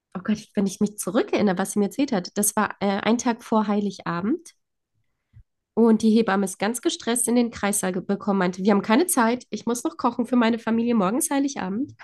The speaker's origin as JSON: {"language": "German", "country": "Poland", "tie": "born or raised there", "moved": "yes", "said": "ich komme ja gebürtig aus Polen"}